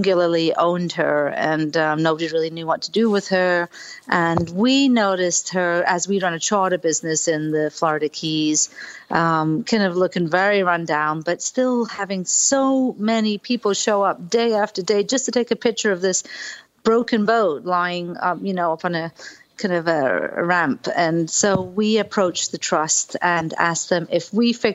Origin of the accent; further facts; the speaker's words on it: United Kingdom; moved away as an adult; now in Key Largo, United States; I'm from Britain